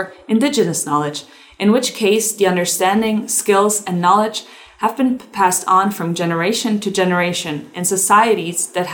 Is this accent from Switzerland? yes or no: yes; Switzerland; moved away as an adult; now in North Carolina, United States; I have been born and raised in Switzerland.